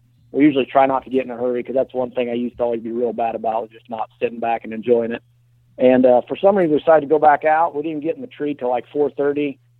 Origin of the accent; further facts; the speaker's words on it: Illinois, United States; of course, with Bowhunter Die and bowhunting.com, and I'm from Fulton County, Illinois, and I live outside of a small town called Ipava.